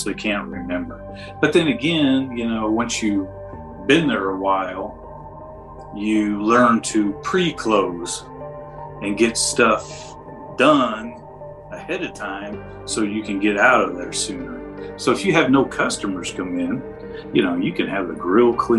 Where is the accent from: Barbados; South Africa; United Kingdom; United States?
United States; Indianapolis, Indiana; also born or lived in Speedway, Indiana; I moved from Pike Township in the middle of the eighth grade and went to Fulton Junior High